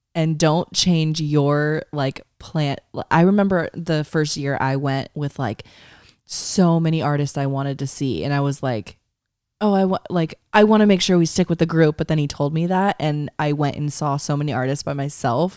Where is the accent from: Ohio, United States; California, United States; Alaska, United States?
California, United States; East Bay; ten minutes from our hometown.